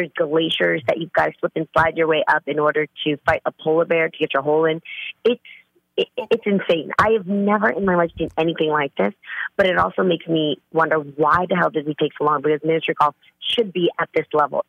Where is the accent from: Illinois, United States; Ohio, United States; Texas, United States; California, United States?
California, United States; I'm the girl from the Bay, man. I bring it.